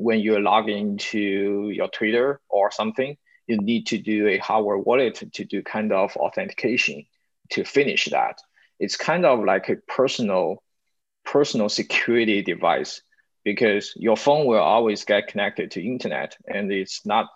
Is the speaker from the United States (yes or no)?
no; China; We are Chinese, we are from China